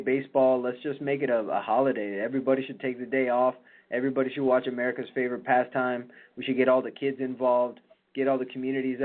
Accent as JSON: {"language": "English", "town": "Chicago", "region": "Illinois", "country": "United States", "tie": "born or raised there", "said": "I grew up in Chicago and watching the day games over at Wrigley"}